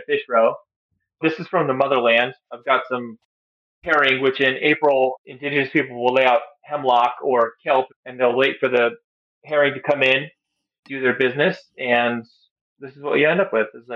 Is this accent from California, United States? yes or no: no; Alaska, United States; moved away as an adult; now in Durham, United States; I am a chef in Durham, North Carolina, born and raised in Alaska, and am of Tlingit heritage.